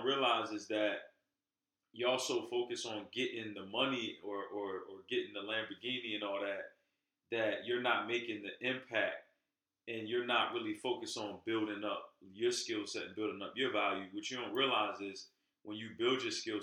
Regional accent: Pleasantville, United States; we grew up in Pleasantville, which didn't really afford us many great opportunities.

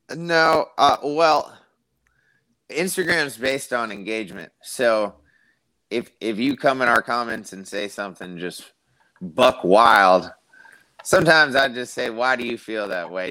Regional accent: Tampa, Florida, United States; I'm from Tampa, Florida. So growing up in South Tampa and middle school and elementary school

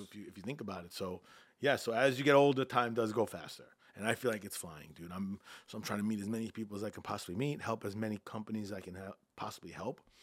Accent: Freeport, New York, United States; also born or lived in Bethpage, New York / Caribbean; I grew up in Freeport, Long Island

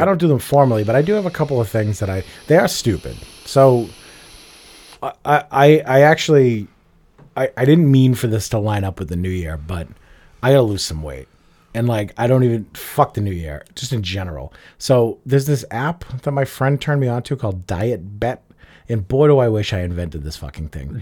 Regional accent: Revere, Massachusetts, United States; But I grew up in Revere. I grew up next door to Everett

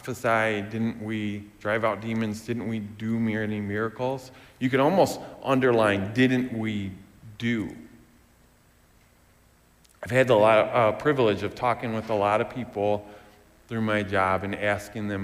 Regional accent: West Michigan, United States; growing up in West Michigan

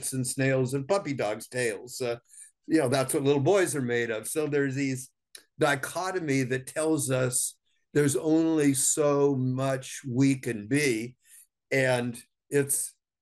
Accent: Southern California, United States; I grew up in Southern California in the 1950s.

